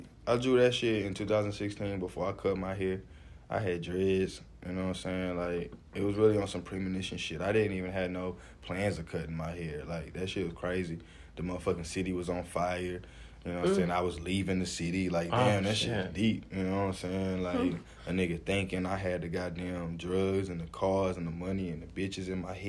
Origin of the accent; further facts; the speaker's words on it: the South, United States; accent: Southern drawl; And like I said, I'm from the South, so it's a Southern draw.